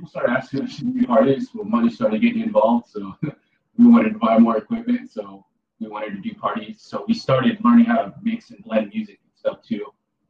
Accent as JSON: {"language": "English", "town": "Santa Ana", "region": "California", "country": "United States", "tie": "born or raised there"}